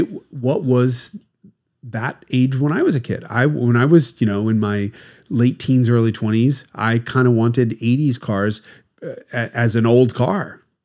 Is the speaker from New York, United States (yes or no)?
yes; New York, United States; I remember laughing because I'm from New York, right?